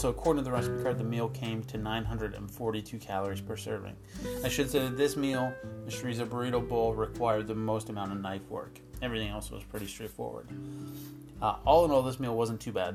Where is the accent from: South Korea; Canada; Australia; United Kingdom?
Canada; East Coast, Atlantic Canada; moved away; I am from the East Coast